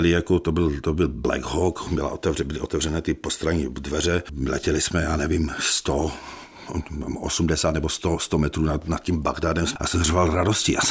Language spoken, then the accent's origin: Czech; Ostrava, Moravian-Silesian Region, Czechia; já prostě jsem z Ostravy, já jsem byl průměrný žák, já jsem měl na gymnáziu trojky.